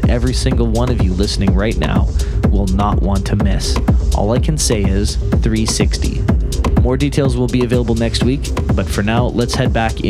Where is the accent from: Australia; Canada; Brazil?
Canada; Winnipeg, Manitoba; moved away; I'll be back in my hometown of Winnipeg